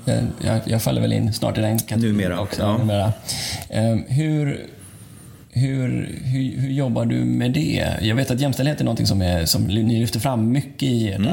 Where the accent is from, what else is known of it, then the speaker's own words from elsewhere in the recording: Gothenburg, Västra Götaland, Sweden; jag själv är Göteborg i grunden